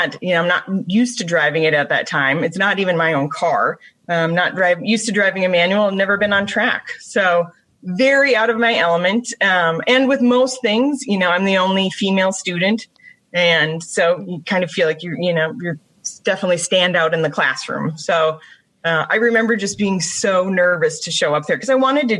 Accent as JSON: {"language": "English", "town": "Brainerd", "region": "Minnesota", "country": "United States", "tie": "born or raised there", "also_born_or_lived": "Duluth, Minnesota", "said": "I grew up in the Brainerd Lakes area"}